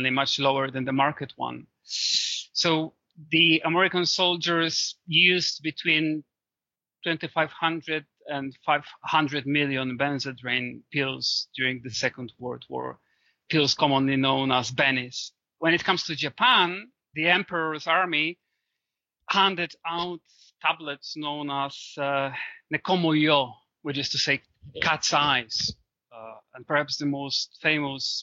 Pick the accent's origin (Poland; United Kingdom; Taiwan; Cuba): Poland; my home country, Poland.